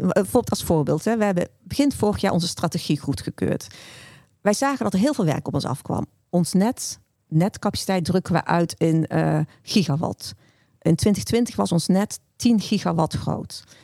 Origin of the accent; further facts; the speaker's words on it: North Brabant, Netherlands; Ik ben zelf een Brabander